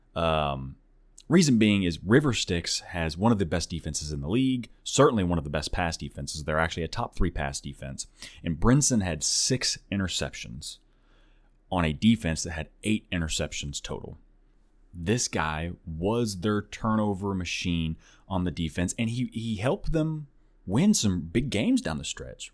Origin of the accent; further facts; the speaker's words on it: Tulsa, Oklahoma, United States; now in Nashville, United States; Originally, I'm from Oklahoma, uh, the Tulsa area, actually, but I, I don't live there anymore. I'm over in Nashville